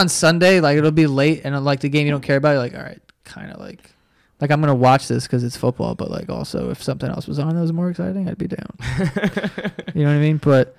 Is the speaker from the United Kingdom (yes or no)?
no; Canada; I am from Canada, and I'm a Ravens and Rockets fan.